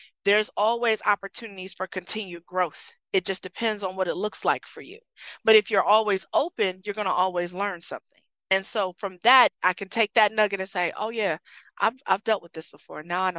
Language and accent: English; Michigan, United States; It's cold up here, you know, and I'm from Michigan. It was colder than that.